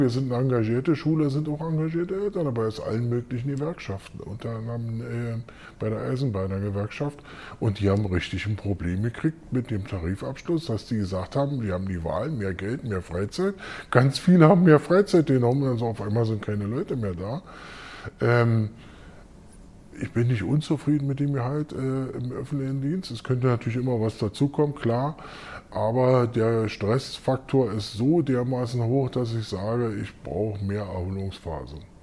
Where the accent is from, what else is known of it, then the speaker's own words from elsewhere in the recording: Berlin, Germany; ich bin Westberliner